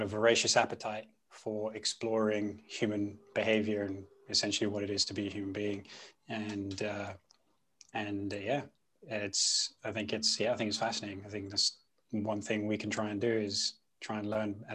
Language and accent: English; London, United Kingdom; first language Punjabi; I grew up in West London